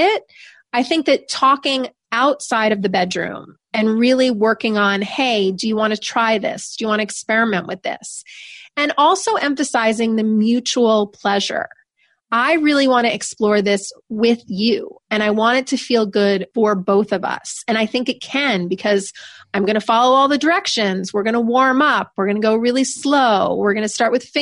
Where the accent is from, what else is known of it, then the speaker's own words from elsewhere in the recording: New York, United States; I'm from New York. I'm very direct